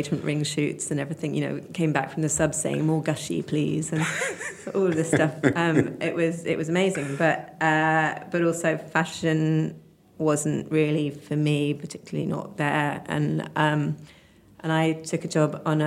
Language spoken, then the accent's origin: English; Oxford, South East England, United Kingdom; I grew up in Oxford